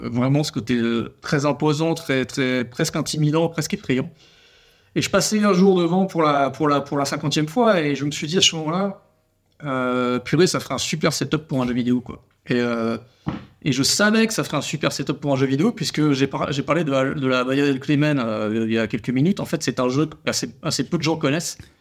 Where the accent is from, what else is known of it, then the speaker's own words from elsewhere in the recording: Toulouse, Occitania, France; On est toulousain